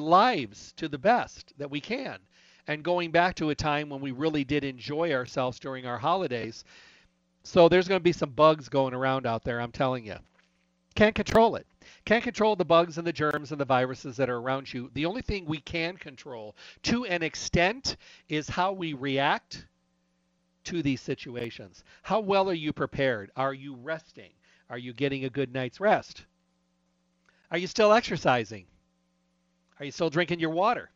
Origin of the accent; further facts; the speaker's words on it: Midwest, United States; moved away; I was raised in the Midwest, but my blood is way too thin